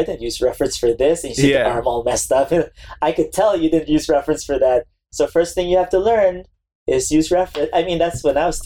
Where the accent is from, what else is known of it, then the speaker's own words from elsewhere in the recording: Philippines; moved away as an adult; now in United States; I was born in the Philippines